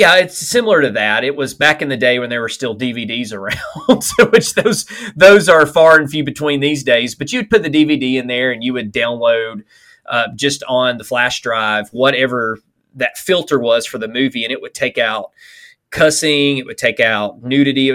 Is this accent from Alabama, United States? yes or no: yes; Alabama, United States; I'm from Alabama, so ain't, that was part of our typical vocabulary